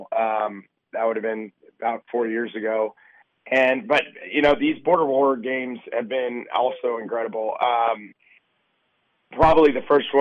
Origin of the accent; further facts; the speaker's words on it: Kansas City, United States; I grew up in Kansas City playing hockey